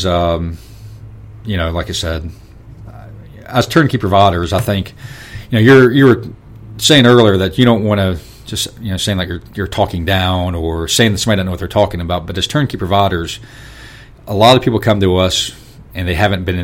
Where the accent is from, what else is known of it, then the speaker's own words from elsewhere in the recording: the South, United States; hillbillies from the South